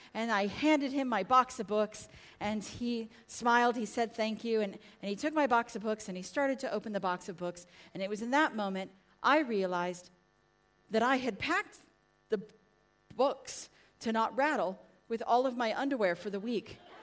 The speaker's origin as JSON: {"language": "English", "country": "United States", "tie": "born or raised there", "moved": "yes", "lives_now": "England, United Kingdom", "said": "America! I am"}